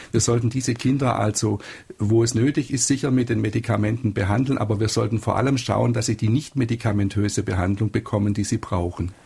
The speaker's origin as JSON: {"language": "German", "town": "Freiburg im Breisgau", "region": "Baden-Württemberg", "country": "Germany", "said": "ich komme ja aus Freiburg im Breisgau"}